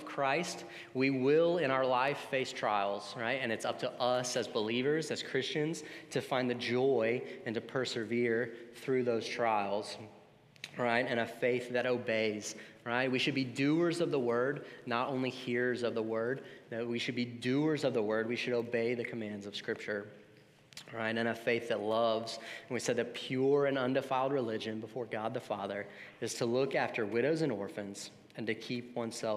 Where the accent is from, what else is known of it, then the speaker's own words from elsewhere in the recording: the South, United States; now in Savannah, United States; We were raised in the South, we grew up in church, and we moved to a new place